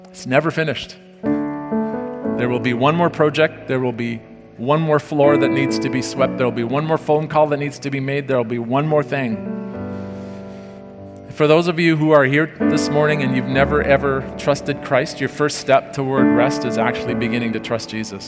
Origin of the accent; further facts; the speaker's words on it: South Africa; moved away; I grew up in South Africa, and at noon on Saturday, everything shut down